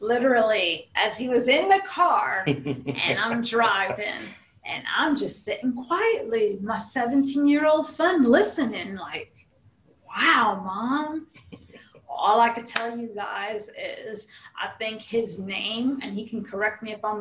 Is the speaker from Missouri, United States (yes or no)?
no; New York City, New York, United States; moved away; growing up in Brooklyn, New York